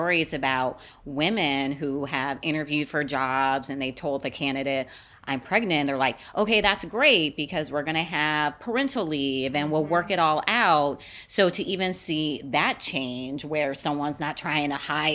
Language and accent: English; Las Vegas, Nevada, United States; I'm from Las Vegas